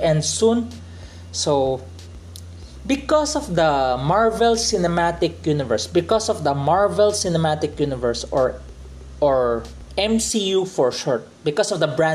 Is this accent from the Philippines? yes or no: yes; Philippines; as a Filipino